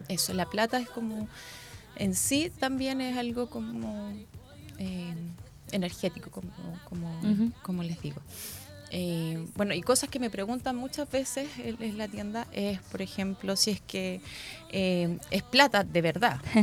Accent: Valparaíso, Chile; moved away as an adult; now in Concepción, Chile; soy de Valparaíso, así que soy porteña

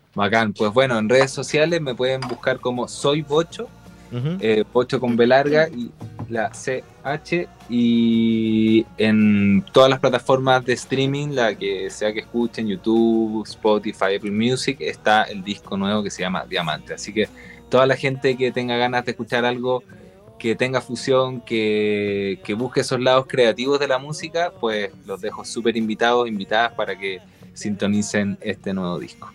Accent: Chile; moved away as an adult; also born or lived in Spain; siendo chileno

